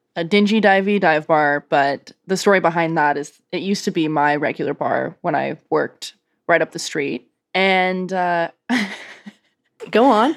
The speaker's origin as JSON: {"language": "English", "country": "Canada", "moved": "yes", "lives_now": "Portland, United States", "said": "me still being very Canadian"}